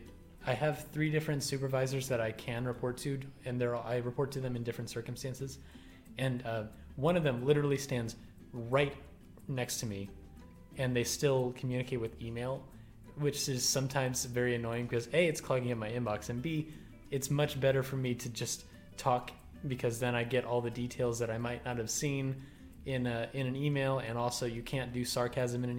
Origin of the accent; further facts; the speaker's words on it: Southern Texas, United States; now in Washington, D.C., United States; I did not really receive a good education on growing up in Southern Texas